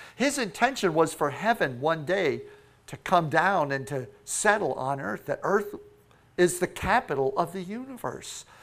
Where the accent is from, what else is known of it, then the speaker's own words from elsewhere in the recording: Florida, United States; Florida. Yes, we are from Florida.